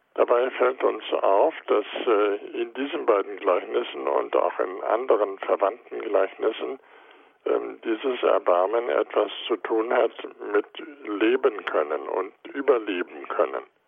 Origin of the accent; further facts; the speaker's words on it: Goslar, Lower Saxony, Germany; now in Heidelberg, Germany; in meiner Heimatstadt Goslar